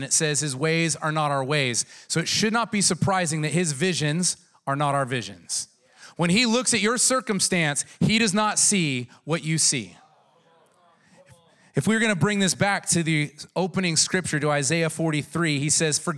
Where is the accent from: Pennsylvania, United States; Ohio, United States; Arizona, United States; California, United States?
California, United States; San Diego